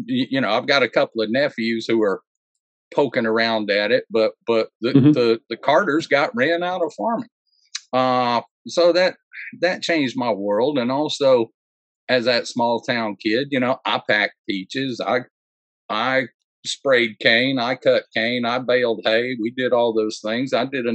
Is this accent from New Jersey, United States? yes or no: no; Georgia, United States; also born or lived in Texas; I'm a preacher's kid from the country. I was born in Georgia and I grew up in Georgia, a little while in Texas. But everywhere we were was just little farm towns.